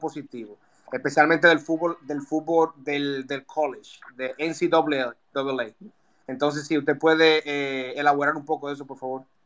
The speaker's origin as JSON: {"language": "Spanish", "country": "United States", "also_born_or_lived": "Dominican Republic", "said": "siendo americano, siendo dominico americano"}